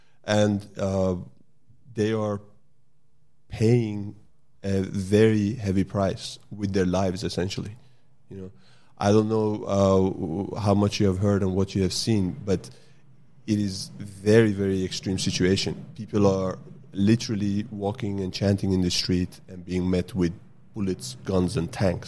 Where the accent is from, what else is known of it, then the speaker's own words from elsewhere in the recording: Sweden; also born or lived in Iran; now in Australia; I grew up in Sweden.